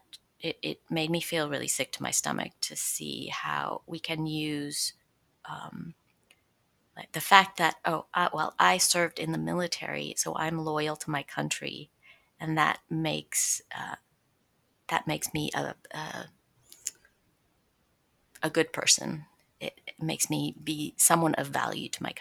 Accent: Stockton, California, United States; also born or lived in San Francisco, California; I was born in Stockton, California, in the Central Valley, and grew up between there and San Francisco.

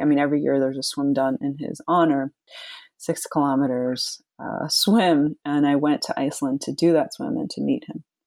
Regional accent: Long Island, New York, United States; also born or lived in Flushing, Queens, New York; I was born in Flushing, and then we moved when I was school age to Long Island

